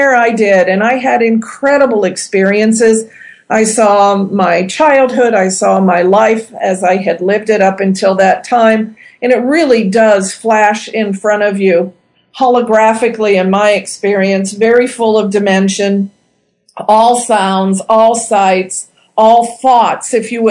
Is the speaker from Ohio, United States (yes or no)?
yes; Ohio, United States; moved away as an adult; also born or lived in Indiana; my hometown in Ohio